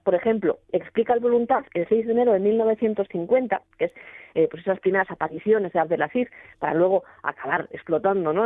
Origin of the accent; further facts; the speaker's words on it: Gijón, Asturias, Spain; los gijoneses